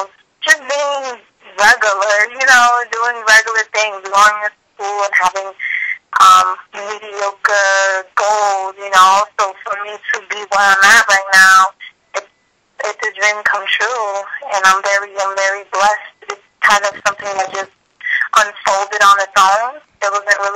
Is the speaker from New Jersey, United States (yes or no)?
yes; Paterson, New Jersey, United States; first language English; moved away; I grew up in Paterson